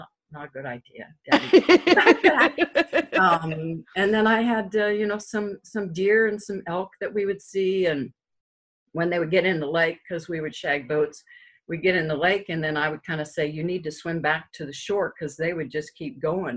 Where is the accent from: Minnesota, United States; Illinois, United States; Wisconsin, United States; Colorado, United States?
Colorado, United States; also born or lived in Denver, Colorado / Granby, Colorado; I'm from Colorado. I was born in Denver, Colorado. Actually, I was born in Denver, but I lived in the mountains all the time.